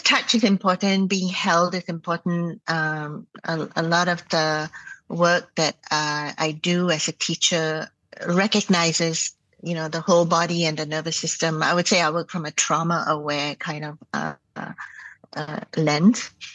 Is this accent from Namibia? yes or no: no; Malaysia; moved away; also born or lived in Canada; growing up in Malaysia